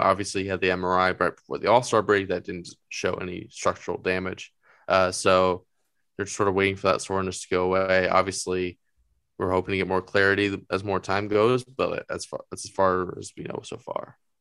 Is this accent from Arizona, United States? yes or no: yes; Phoenix, Arizona, United States; growing up in Phoenix